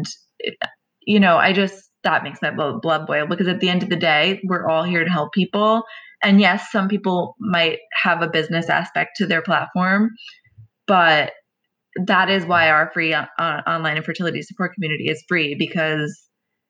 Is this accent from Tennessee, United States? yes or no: no; New York, United States; I'm Italian from New York